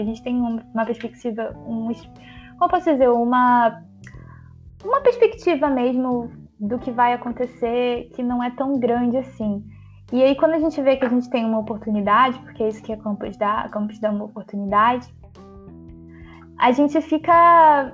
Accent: São João de Meriti, Rio de Janeiro, Brazil; Sou da periferia, sou de São João de Meriti

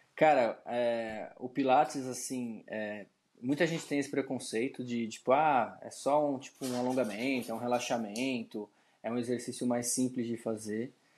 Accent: São Paulo, Brazil; eu sou de São Paulo, sou nascido e criado aqui em São Paulo.

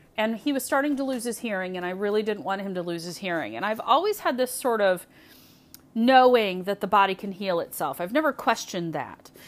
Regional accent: Michigan, United States; also born or lived in Indiana; I was born in Indiana. but I live in Michigan now, and I've lived in Michigan most of my life

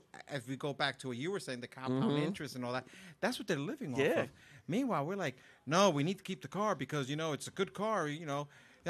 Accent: United States; Growing up in the New York, New Jersey area.

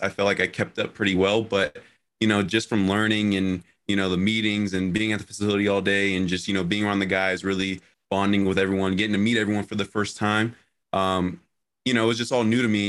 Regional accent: Phoenix, Arizona, United States; moved away as an adult; I come from Phoenix, Arizona.

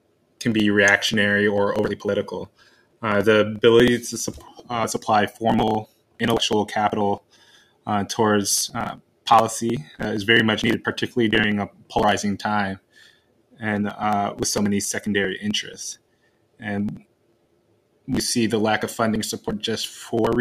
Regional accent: Chicago, Illinois, United States; I grew up in Chicago

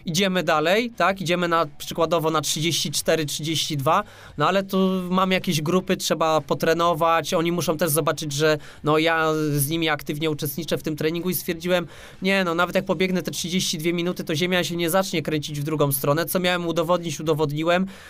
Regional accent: Łódź, Łódź Voivodeship, Poland; jestem z Łodzi

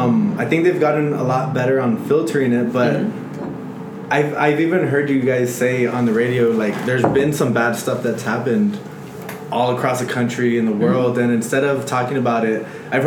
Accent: El Paso, Texas, United States; I'm from the Lower Valley, too.

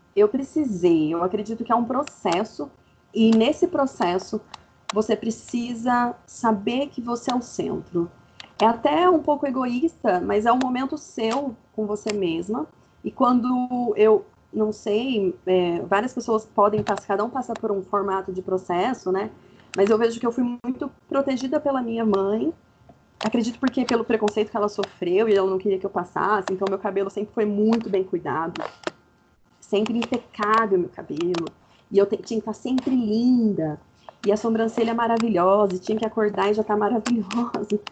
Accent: Fernandópolis, São Paulo, Brazil; moved away as an adult; also born or lived in Campinas; now in Brasília, Brazil; eu sou de Fernandópolis, interior do interior do interior de São Paulo, mas hoje eu moro em Brasília

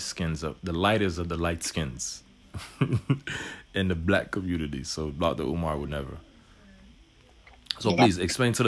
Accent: Haiti; moved away; we're both from Haiti

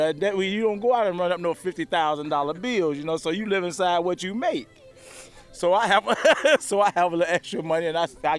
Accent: Chicago, Illinois, United States; moved away as an adult; now in Lincoln, United States; I'm from Chicago.

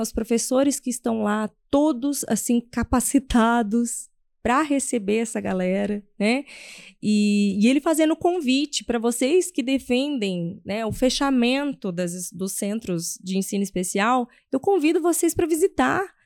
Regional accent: São José do Rio Preto, São Paulo, Brazil; eu sou de São José do Rio Preto, ele é interior de São Paulo.

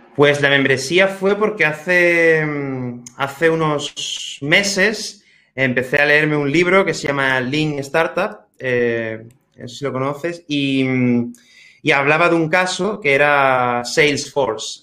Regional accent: Spain; also born or lived in Manchester, England; me fui a, Inglaterra, como, mucha gente, como muchos españoles

